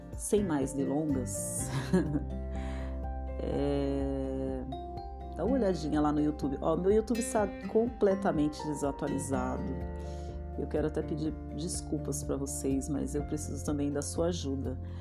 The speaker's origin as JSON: {"language": "Portuguese", "town": "Diadema", "region": "São Paulo", "country": "Brazil", "tie": "born or raised there", "moved": "yes", "said": "Eu nasci em Diadema, né? No ABC Paulista. E quando eu era pequena, a rua que eu morava não tinha asfalto"}